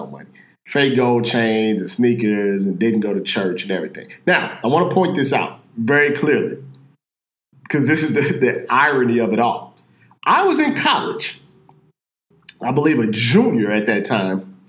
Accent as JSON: {"language": "English", "town": "St. Louis", "region": "Missouri", "country": "United States", "said": "I'm from Missouri, St. Louis, Missouri"}